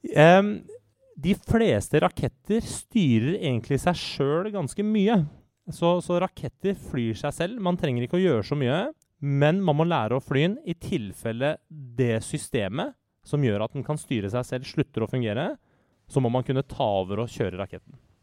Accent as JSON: {"language": "Norwegian", "country": "Norway", "said": "jeg er norsk statsborger og norsk"}